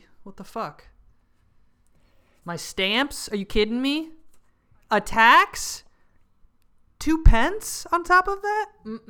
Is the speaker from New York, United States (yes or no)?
yes; New York City, New York, United States; As a New Yorker, I mean, it's particularly traumatic because it's like the virus did, you know, kind of crush New York City for a while.